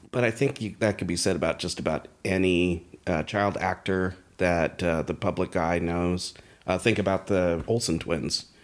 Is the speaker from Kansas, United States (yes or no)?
no; Bay Area, California, United States; growing up in the Bay Area